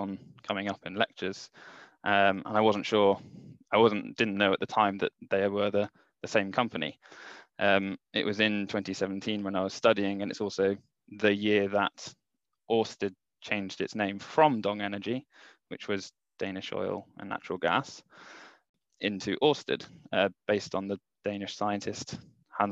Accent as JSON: {"language": "English", "region": "Mid Wales", "country": "United Kingdom", "tie": "born or raised there", "also_born_or_lived": "Swansea", "said": "I grew up in Mid Wales"}